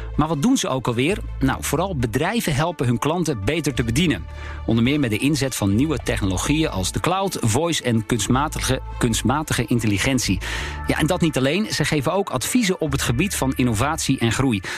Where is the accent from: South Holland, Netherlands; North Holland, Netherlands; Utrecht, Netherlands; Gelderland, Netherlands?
North Holland, Netherlands; Alkmaar; ik kom zelf uit Alkmaar, althans uit de regio Alkmaar